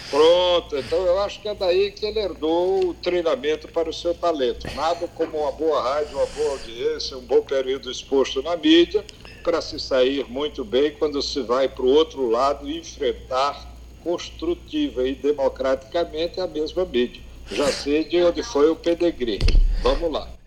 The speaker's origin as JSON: {"language": "Portuguese", "town": "Maceió", "region": "Alagoas", "country": "Brazil", "said": "estou há cinco anos como secretário municipal de saúde em Maceió, é, tentando retribuir ao povo da minha terra"}